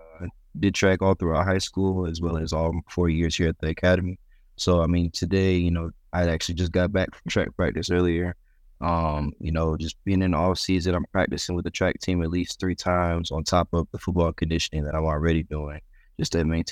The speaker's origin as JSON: {"language": "English", "town": "Youngstown", "region": "Ohio", "country": "United States", "tie": "born there", "said": "I mean, growing up, I was born in Youngstown, Ohio. So I'm a big Buckeyes fan growing up."}